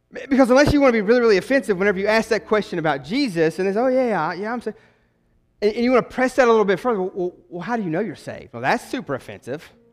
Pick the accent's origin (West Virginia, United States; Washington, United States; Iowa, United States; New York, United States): West Virginia, United States; moved away; I'm not from around here, I'm a transplant, right? I'm from West Virginia